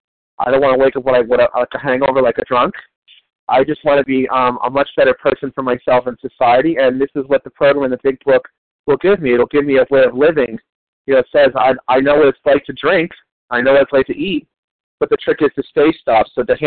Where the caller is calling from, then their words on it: New Jersey, United States; I'm calling from New Jersey. I'm an East Coast.